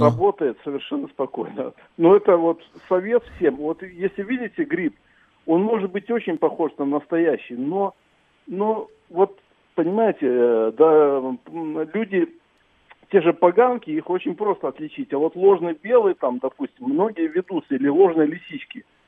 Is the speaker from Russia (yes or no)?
no; Belarus; я просто сам родился в Беларуси и вырос в лесах, так сказать